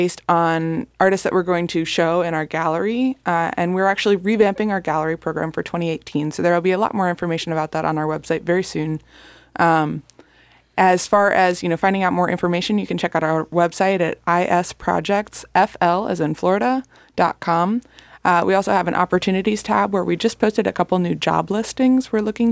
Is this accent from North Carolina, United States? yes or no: no; Delray Beach, Florida, United States; moved away as an adult; also born or lived in Baltimore, Maryland; now in Fort Lauderdale, United States; I was born in Delray Beach. I live in Fort Lauderdale now